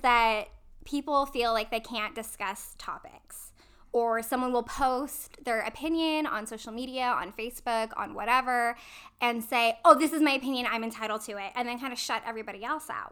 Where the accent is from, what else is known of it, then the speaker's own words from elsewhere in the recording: hometown of Columbia College, California, United States; moved away as an adult; also born or lived in Fullerton, California; I was on the speech and debate team at my junior college, Columbia College, in my hometown